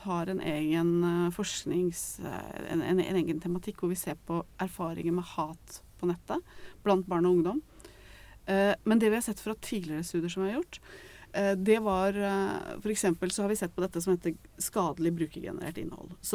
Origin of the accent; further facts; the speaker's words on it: Eastern Norway, Norway; jeg er fra Østlandet, så da var det generelt så var det også sånn ikke vær sammen med folk fra Kolbotn.